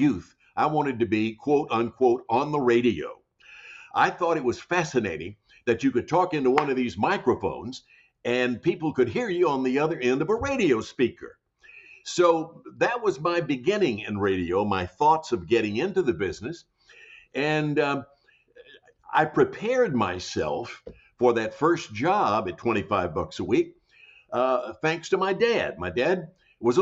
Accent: Jackson, Tennessee, United States; moved away; also born or lived in Hollywood; When I was growing up as a kid in Jackson, Tennessee, my hometown

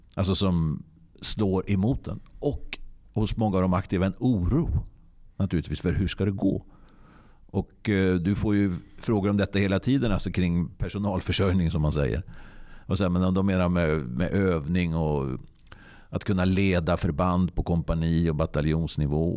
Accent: Hassela, Gävleborg County, Sweden; mitt livs universitet har ju varit i Hassela, en annan del av den vackra kommunen Nordanstig

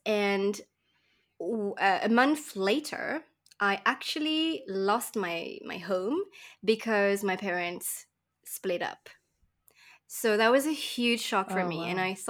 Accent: Mauritius; in Mauritius, where I come from, I'm coming from Mauritius Island, which is in the tropics.

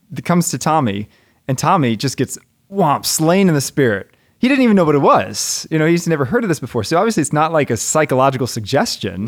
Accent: United States; as an American

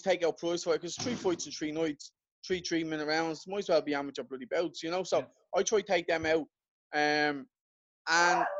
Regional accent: Ireland; I'm Irish

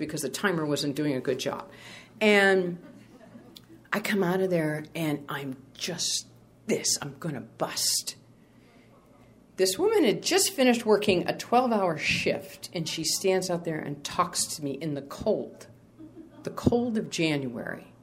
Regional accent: New England, United States; now in Sacramento, United States; I'm from New England

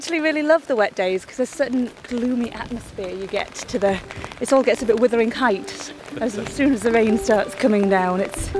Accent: Edale, East Midlands, United Kingdom; also born or lived in Charlbury, Oxfordshire; Emma was born in Charlbury, as was I. And then, we moved here when I was one, so I don't remember anything before. And I do tend to just say, you know, people will be like, oh, born and bred in Edale. You're, yes, I am.

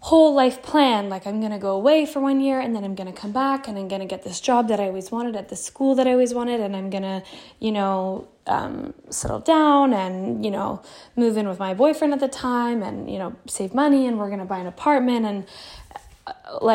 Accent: Toronto, Ontario, Canada; moved away as an adult; also born or lived in Ukraine; I grew up in Canada. And I loved it. I grew up in Toronto

